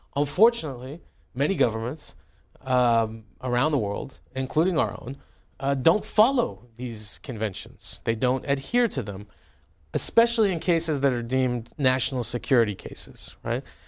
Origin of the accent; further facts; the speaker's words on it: California, United States; moved away; also born or lived in Tehran, Iran; growing up in your congressional district